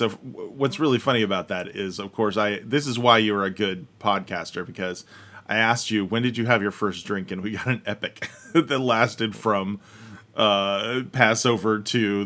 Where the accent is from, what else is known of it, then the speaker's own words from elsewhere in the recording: United States; we are American nerds.